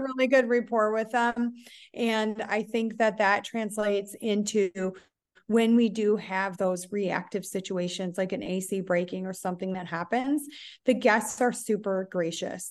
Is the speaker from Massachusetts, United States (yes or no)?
no; Buffalo, New York, United States; moved away as an adult; also born or lived in Scottsdale, Arizona; now in Tulum, Mexico; I'm actually originally from Buffalo, New York